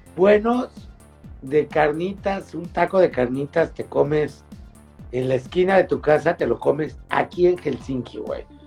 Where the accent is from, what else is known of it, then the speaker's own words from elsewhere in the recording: Mexico; como mexicano